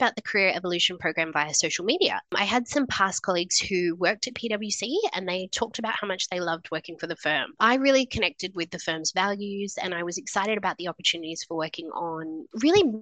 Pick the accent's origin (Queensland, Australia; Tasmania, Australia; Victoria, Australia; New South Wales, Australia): New South Wales, Australia; moved away as an adult; also born or lived in Sydney / Brisbane; I grew up in New South Wales, lived in Sydney after I finished university